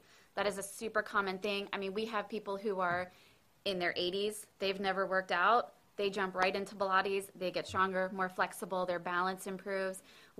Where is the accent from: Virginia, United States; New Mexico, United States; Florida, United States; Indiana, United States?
Florida, United States; Orlando; also born or lived in Long Island, New York; So I was born in Long Island, New York, as was my husband. And then both of our families moved to Orlando. We went to high school there.